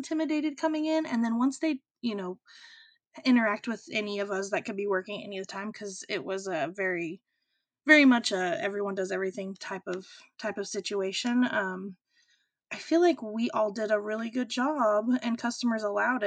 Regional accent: Amarillo, Texas, United States; now in Portland, United States; My hometown is Amarillo.

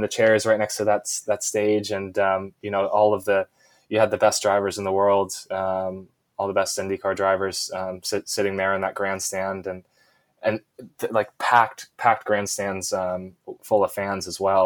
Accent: Jupiter, Florida, United States; my hometown of Jupiter, Florida

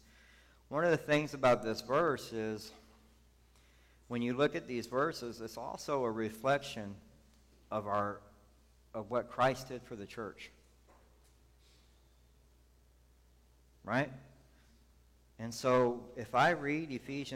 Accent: the South, United States; now in San Antonio, United States; I grew up in the South

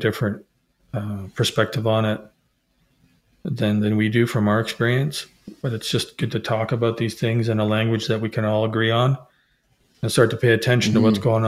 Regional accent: Canada; also born or lived in Middle East; I'm Canadian

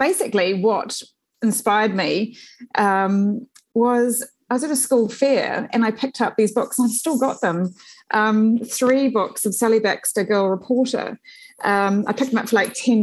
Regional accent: Upper Hutt, Wellington, New Zealand; I grew up in the Blue Mountains Road and Silver Stream area in Upper Hutt

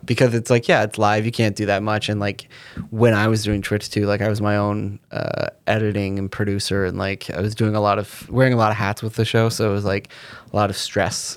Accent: Canada; growing up in Canada, on the Comedy Channel

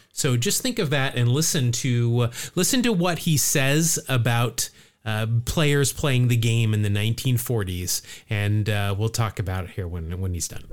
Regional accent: California, United States; my home state of California

